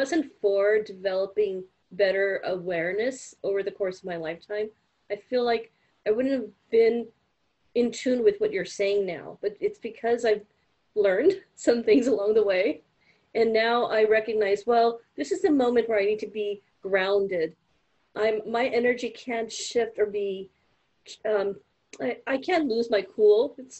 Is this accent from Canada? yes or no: no; India; And obviously I was raised with it because being an Indian